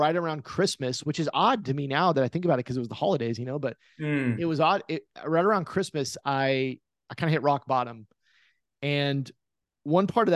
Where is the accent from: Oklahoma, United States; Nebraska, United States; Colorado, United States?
Oklahoma, United States; born or raised there